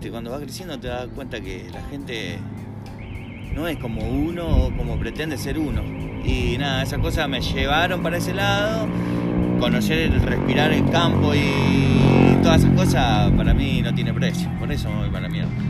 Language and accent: Spanish; San Miguel, Buenos Aires Province, Argentina; also born or lived in José C. Paz; viví toda mi vida en San Miguel.